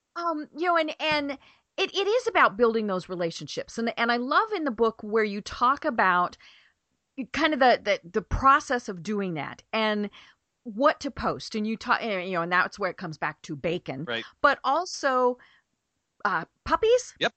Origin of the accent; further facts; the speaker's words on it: Colorado, United States; now in Atlanta, United States; we're from Colorado